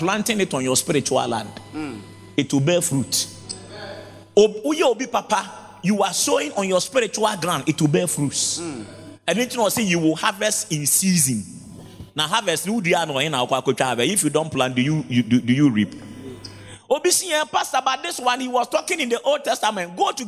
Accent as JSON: {"language": "English", "country": "Ghana", "tie": "born or raised there", "said": "I grew up in Zongo"}